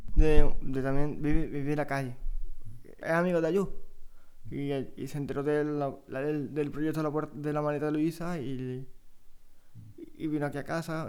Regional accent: Cabra, Andalusia, Spain; also born or lived in Córdoba; yo soy de Córdoba, nací en Cabra

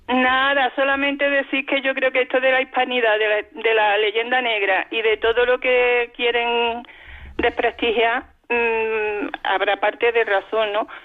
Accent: Córdoba, Andalusia, Spain; no soy de Cáceres, soy de Córdoba

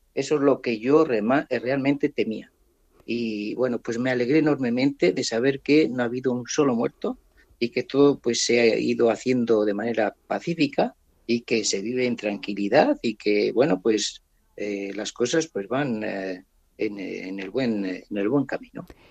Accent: San García de Ingelmos, Castile and León, Spain; now in Gabon; de vacaciones en San García de Ingelmos, en, en mi pueblo, en Ávila

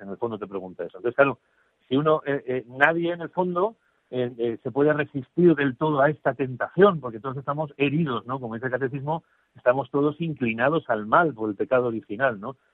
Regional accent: Zaragoza, Aragon, Spain; soy aragonés de Zaragoza

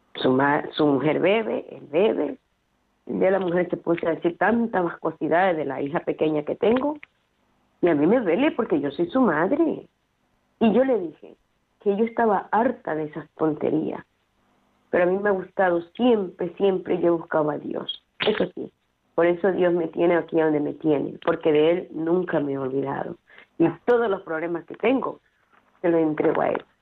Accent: Ecuador; moved away; yo soy de Ecuador

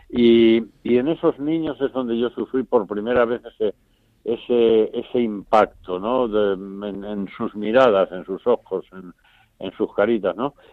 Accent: Valdemoro, Community of Madrid, Spain; don Lorenzo, que era el párroco de mi pueblo, de Valdemoro

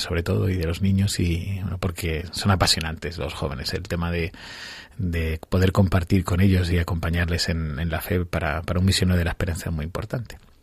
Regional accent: Villarrobledo, Castilla-La Mancha, Spain; accent: manchego; moved away as an adult; now in Pinto, Spain; soy de un pueblo de Albacete, de Villarroledo, así que soy muy manchego

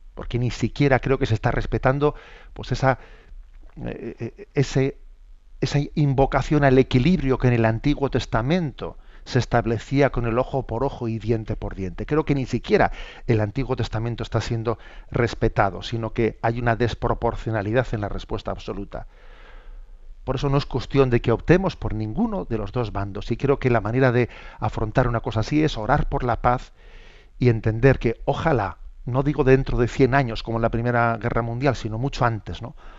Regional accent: San Sebastián, Basque Country, Spain; soy obispo de San Sebastián y que hablando desde mi, desde mi tierra

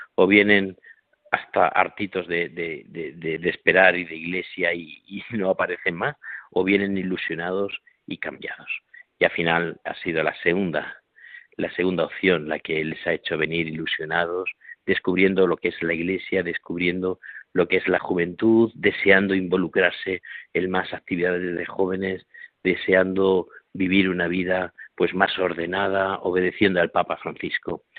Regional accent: Corral de Almaguer, Castilla-La Mancha, Spain; now in Extremadura, Spain; hoy estoy en Corral de Almaguer, que es mi pueblo natal, donde nací

